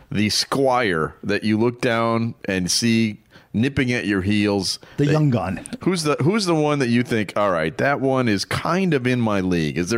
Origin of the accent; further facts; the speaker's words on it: England, United Kingdom; now in Illinois, United States; I am from England.